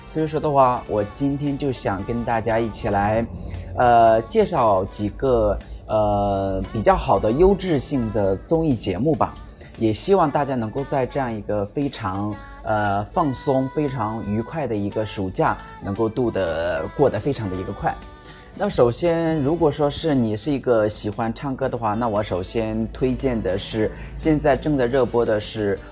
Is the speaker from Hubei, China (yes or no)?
no; Shijiazhuang, Hebei, China; 尤其是我们石家庄的一些人们，也可以来我老家这边来做客嘛